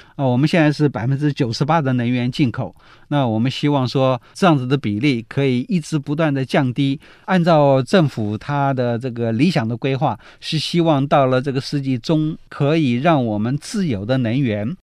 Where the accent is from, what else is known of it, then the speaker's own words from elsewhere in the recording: Taiwan; 我们台湾